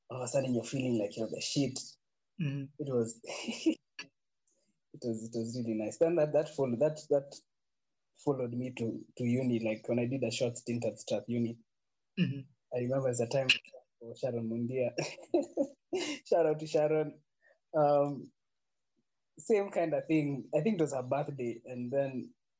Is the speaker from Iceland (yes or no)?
no; Nairobi, Kenya; I grew up in sides of Mountain View, Kangemi.